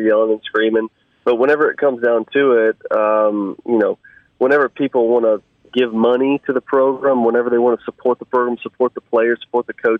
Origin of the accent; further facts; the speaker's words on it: Raymond, Mississippi, United States; I grew up in Raymond and spent, most of my life there, and that's home to me